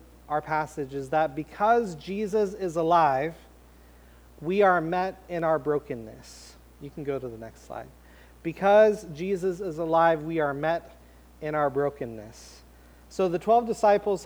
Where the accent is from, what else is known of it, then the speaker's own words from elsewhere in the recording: Portland, Oregon, United States; moved away; also born or lived in Vancouver, Washington; we're from the Portland area